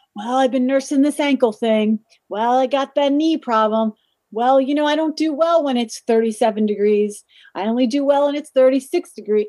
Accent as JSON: {"language": "English", "town": "Stony Brook", "region": "New York", "country": "United States", "tie": "born or raised there", "said": "I grew up on Long Island. I'm from Stony Brook, Setauket area, out in Suffolk County"}